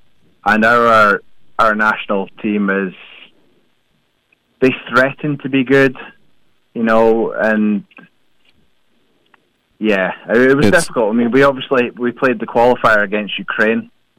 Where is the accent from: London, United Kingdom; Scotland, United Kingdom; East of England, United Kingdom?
Scotland, United Kingdom; Perth; So originally from Perth.